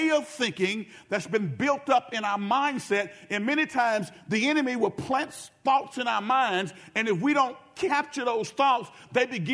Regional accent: Benton, Louisiana, United States; from the town of Benton, Louisiana. I was from Benton before

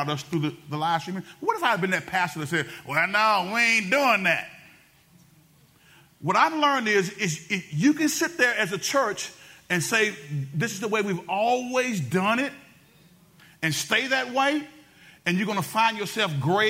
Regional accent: Benton, Louisiana, United States; I was from Benton before it was cool to be from Benton

